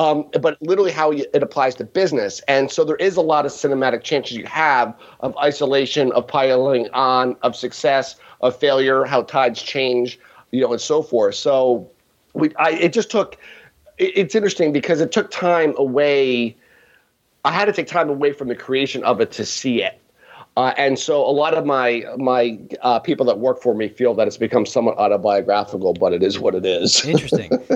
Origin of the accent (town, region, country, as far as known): Allentown, Pennsylvania, United States; born or raised there